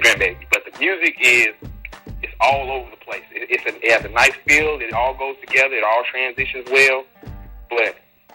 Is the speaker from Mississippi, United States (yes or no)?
yes; Mississippi, United States; also born or lived in Chicago, Illinois; I'm originally from Chicago, but I spent most of my life in Mississippi.